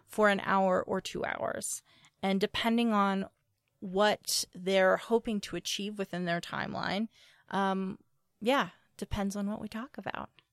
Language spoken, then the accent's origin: English; Appalachia, United States; I come from Appalachians. Like, I, I come from people who worked in coal mines